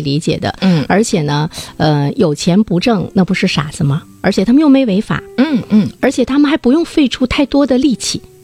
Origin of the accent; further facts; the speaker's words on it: Dalian, Liaoning, China; 我们大连人